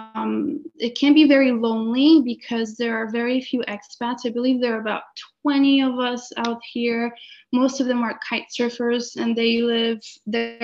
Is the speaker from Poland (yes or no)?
yes; Poland; now in Canada; I carry a lot of my sort of some of my upbringing from Poland and the ways of the culture, but then also so much more that I have gained in Canada